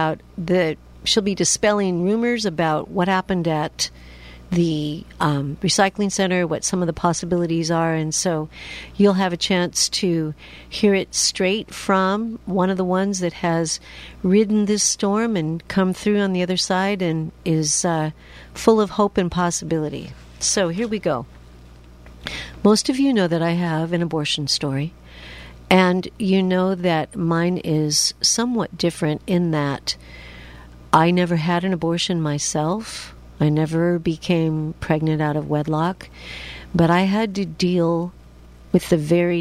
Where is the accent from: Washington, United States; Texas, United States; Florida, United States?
Washington, United States; I'm from Washington State